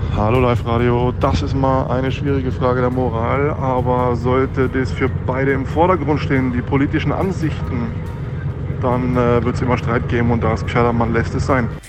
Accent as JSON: {"language": "German", "town": "Wels", "region": "Upper Austria", "country": "Austria", "said": "bei uns in Wels"}